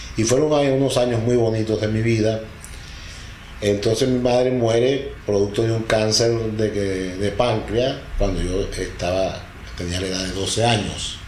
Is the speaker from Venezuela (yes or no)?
yes; Delta Amacuro, Venezuela; also born or lived in Tucupita; Soy de Venezuela, estado del Tamacuro, al sur de Venezuela